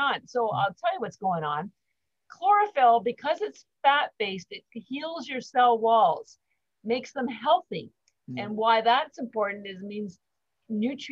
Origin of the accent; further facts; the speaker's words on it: Canada; moved away as an adult; now in Boston, United States; I'm actually Canadian, but I've lived in Boston for 33 years, almost 34